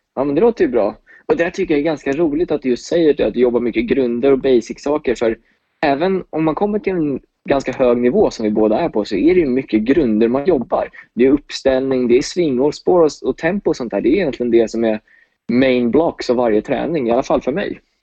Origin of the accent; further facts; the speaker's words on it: Åkersberga, Stockholm County, Sweden; moved away as an adult; also born or lived in United States; Jag är 23 år från Åkersberga